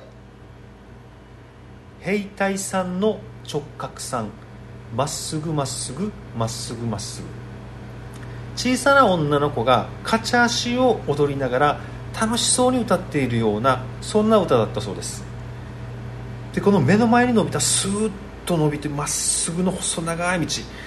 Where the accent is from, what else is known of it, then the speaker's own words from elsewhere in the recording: Okinawa, Japan; 僕と同じ沖縄出身で